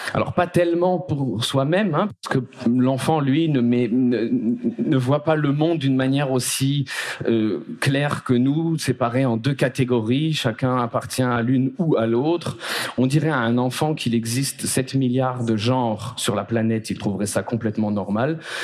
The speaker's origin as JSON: {"language": "French", "town": "Paris", "region": "Île-de-France", "country": "France", "tie": "born or raised there", "said": "là où j'ai grandi, j'ai grandi à Paris"}